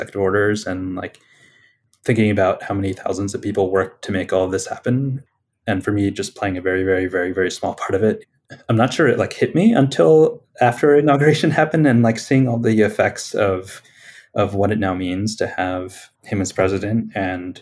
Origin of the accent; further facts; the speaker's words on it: Bucks County, Pennsylvania, United States; I grew up in Pennsylvania in Bucks County. So it's a suburb of Philadelphia.